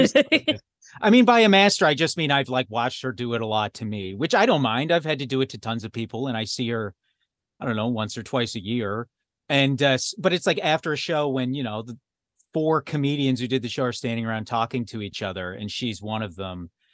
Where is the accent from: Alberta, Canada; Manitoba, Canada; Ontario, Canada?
Alberta, Canada; I was raised in Alberta.